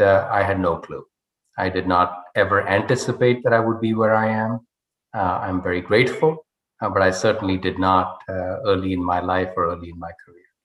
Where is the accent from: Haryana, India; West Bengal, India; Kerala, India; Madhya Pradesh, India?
Haryana, India; Rohtak; moved away as an adult; I was uh, brought up in a town called Rohtak, which is 40 miles west of New Delhi, a, a relatively small town